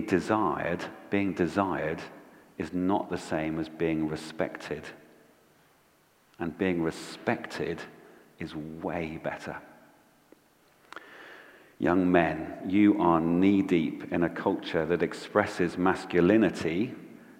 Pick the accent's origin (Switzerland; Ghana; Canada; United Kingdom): United Kingdom; Bristol, South West England; when I was growing up in Bristol